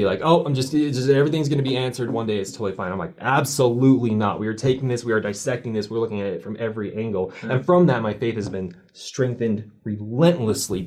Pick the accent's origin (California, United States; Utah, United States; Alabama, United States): Utah, United States; I grew up in Utah, even though I was baptized